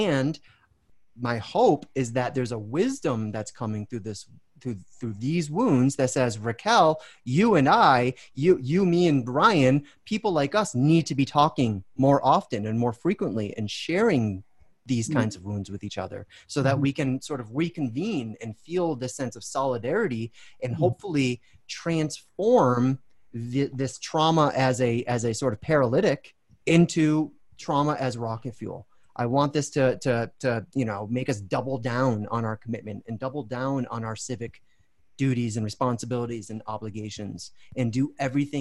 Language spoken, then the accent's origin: English; United States; an American